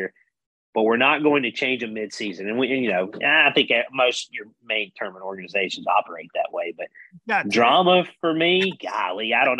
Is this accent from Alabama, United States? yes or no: yes; Wetumpka, Alabama, United States; Being from Alabama, we know, and he's from close to where I grew up. He's from Sylacauga. I'm from Wetumpka